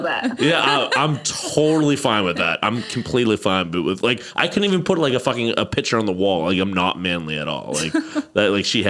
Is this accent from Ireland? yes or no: yes; Ireland; I'm Irish